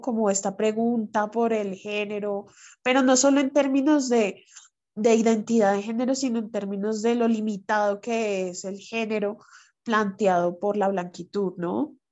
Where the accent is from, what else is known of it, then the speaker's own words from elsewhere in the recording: Bogotá, Colombia; accent: bogotano; Yo soy afro bogotana soy negra de Colombia